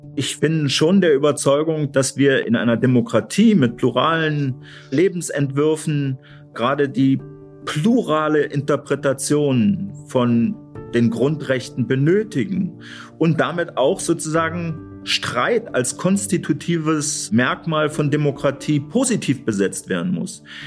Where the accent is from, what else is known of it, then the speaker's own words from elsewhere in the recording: Thuringia, Germany; als gebürtiger Thüringer